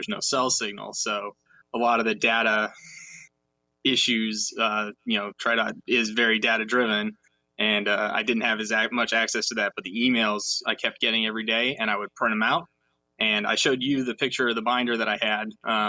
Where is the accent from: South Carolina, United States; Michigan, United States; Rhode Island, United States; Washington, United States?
Washington, United States; Seattle; I grew up in Seattle. Or near Seattle, and every year there's this festival called Seafair.